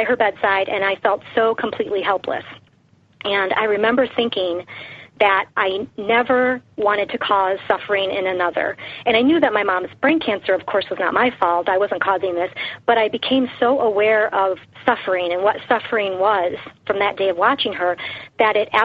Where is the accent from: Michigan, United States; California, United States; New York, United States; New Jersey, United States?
Michigan, United States; Detroit; I grew up in Detroit, Michigan, in a very meat and potatoes eating family